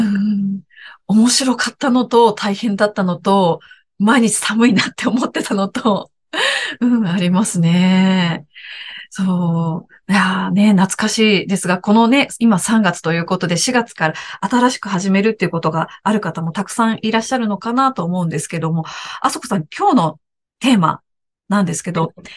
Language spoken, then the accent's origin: Japanese; Aichi, Japan; moved away as an adult; also born or lived in Tokyo; now in Nagoya, Japan; 私の地元に近い、名古屋に近いところに住みたいな